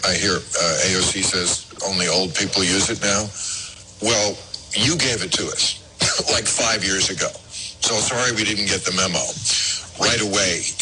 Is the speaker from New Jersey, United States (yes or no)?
yes; New Jersey, United States; when I was a kid, I grew up in New Jersey, which is not a southern state. And it was a completely white town.